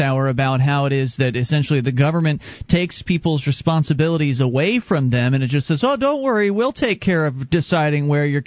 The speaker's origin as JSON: {"language": "English", "region": "Florida", "country": "United States", "tie": "born or raised there", "moved": "as an adult", "lives_now": "New Hampshire, United States", "said": "We moved here from Florida, where we were both born and raised"}